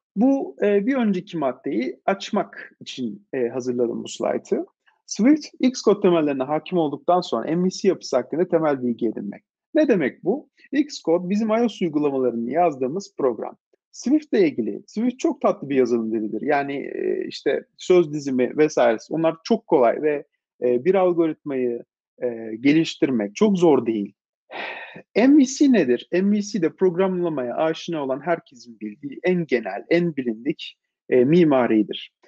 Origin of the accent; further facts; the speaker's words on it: Istanbul, Turkey; İstanbul'da doğdum, büyüdüm açıkçası. İstanbulluyum diyebilirim.